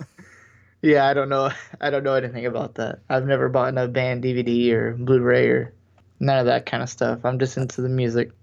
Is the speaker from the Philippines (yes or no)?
no; United States; we're American